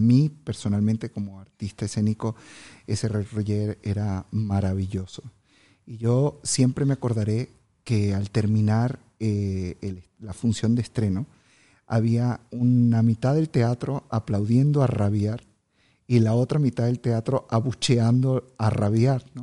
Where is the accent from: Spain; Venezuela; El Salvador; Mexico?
Venezuela; soy venezolano